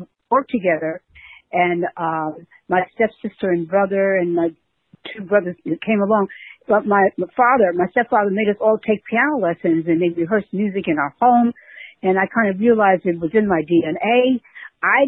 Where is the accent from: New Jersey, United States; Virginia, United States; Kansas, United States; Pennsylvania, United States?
New Jersey, United States; Newark; also born or lived in New York City; I was born in New York City, but I grew up in Newark, New Jersey, so I'm a Jersey girl